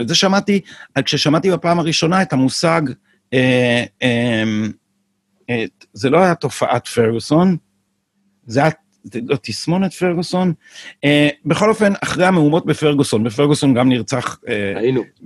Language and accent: Hebrew; Jerusalem, Jerusalem District, Israel; כשהייתי ילד בירושלים